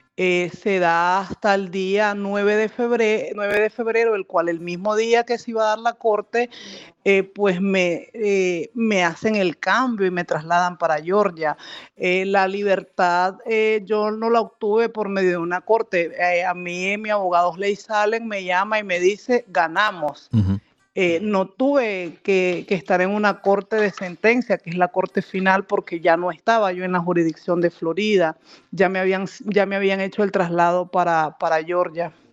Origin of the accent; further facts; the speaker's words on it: Chinandega, Nicaragua; moved away as an adult; now in United States; departamento de donde yo soy. Yo soy chinandegano, orgullosamente